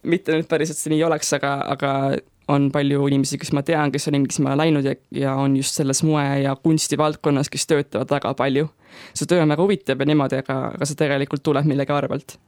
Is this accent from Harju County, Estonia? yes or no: yes; Tallinn, Harju County, Estonia; ma olen pärit Tallinnast